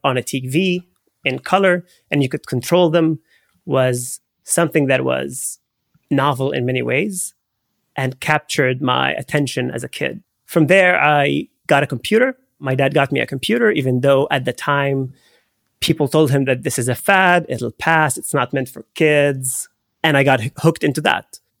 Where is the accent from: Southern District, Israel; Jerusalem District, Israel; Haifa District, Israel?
Haifa District, Israel; Haifa; moved away; I grew up in Haifa. It's the third largest city in Israel